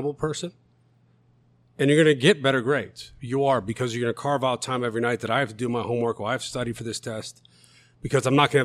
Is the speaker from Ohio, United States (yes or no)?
no; Glen Ellyn, Illinois, United States; now in Elmhurst, United States; We did grow up in Glen Ellen